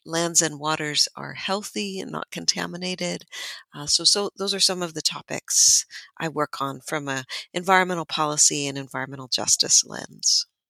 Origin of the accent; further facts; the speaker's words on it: Amador County, Northern California foothills, United States; I was born and raised in Miwok Country in Amador County in the Northern California foothills.